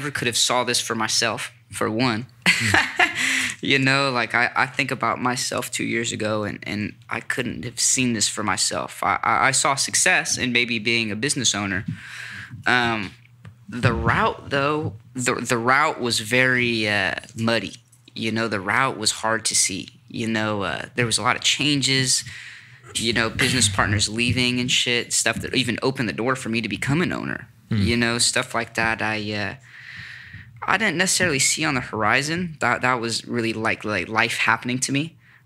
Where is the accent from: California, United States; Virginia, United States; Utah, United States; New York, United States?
California, United States; Sacramento; also born or lived in Los Angeles; I'm from Sacramento